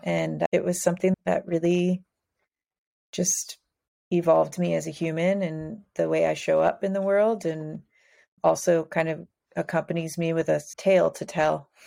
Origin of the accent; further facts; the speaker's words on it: Midwest, United States; moved away as an adult; also born or lived in Cincinnati; now in San Diego, United States; I'm from the Midwest.